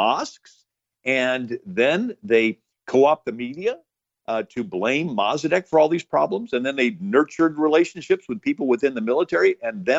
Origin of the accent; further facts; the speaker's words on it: St. Louis, Missouri, United States; moved away; I'm from St. Louis, Missouri, originally